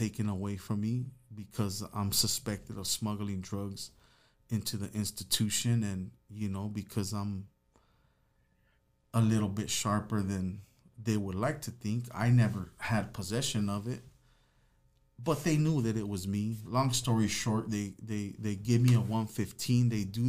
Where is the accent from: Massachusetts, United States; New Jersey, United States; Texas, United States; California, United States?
California, United States; Los Angeles; I'm from Los Angeles, so I'm a sureño.